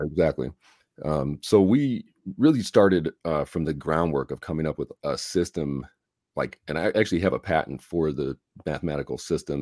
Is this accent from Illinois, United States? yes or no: yes; Chicago, Illinois, United States; moved away; I'm from Chicago originally